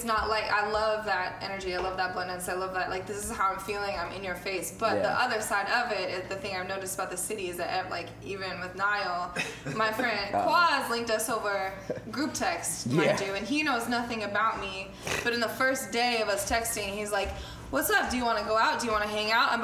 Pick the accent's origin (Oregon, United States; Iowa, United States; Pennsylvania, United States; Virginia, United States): Oregon, United States; Portland; I'm from Portland, Oregon